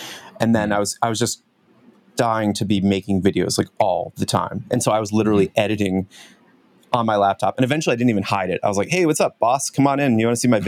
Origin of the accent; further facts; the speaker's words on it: United States; moved away as an adult; also born or lived in Hong Kong; now in Vancouver, Canada; I'm originally from the States, so now I'm Canadian